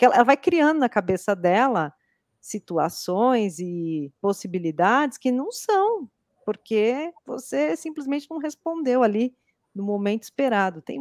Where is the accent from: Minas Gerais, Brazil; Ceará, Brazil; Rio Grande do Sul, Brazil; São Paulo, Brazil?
São Paulo, Brazil; Eu sou acelerada, tá bom? Eu sou é paulista, né? A gente aqui em São Paulo